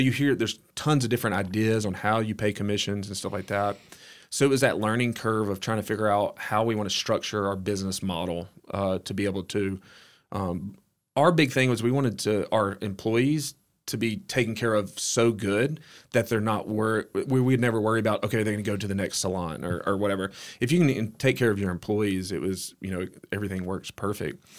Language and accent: English; Oak Grove, Alabama, United States; I grew up in Oak Grove, which is, um, outside of Hueytown, Alabama, um, small town.